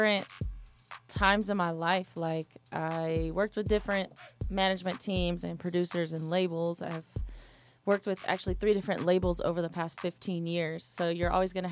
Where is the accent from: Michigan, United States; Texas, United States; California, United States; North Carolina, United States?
California, United States; Sacramento; now in Atlanta, United States; I am originally from Sacramento, California